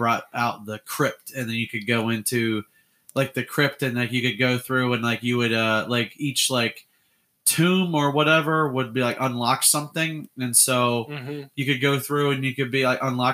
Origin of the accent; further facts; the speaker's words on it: Illinois, United States; I grew up in Illinois